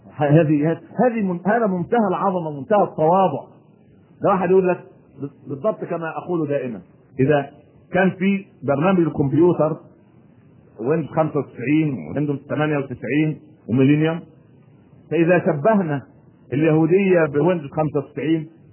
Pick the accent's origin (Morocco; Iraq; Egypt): Egypt; إحنا عندنا في مصر